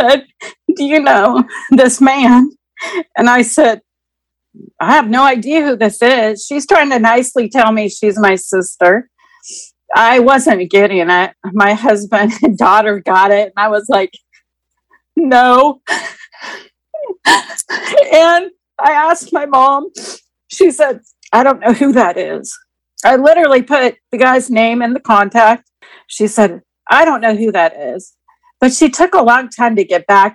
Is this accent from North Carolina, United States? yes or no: no; Keizer, Oregon, United States; I am 56, and I'm from Kaiser, Oregon